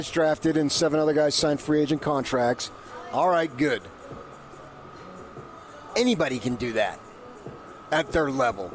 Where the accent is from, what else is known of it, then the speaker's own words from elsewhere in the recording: United States; moved away; I grew up in the New York area, just, you know, 20 miles away from New York City